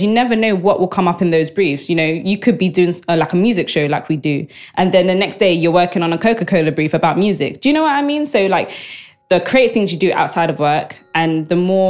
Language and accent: English; London, United Kingdom; I grew up in Southeast London. I grew up in an estate called Aylesbury Estate